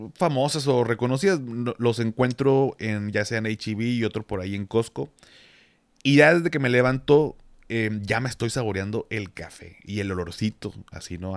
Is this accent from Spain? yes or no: no; Monterrey, Nuevo León, Mexico; yo como soy regio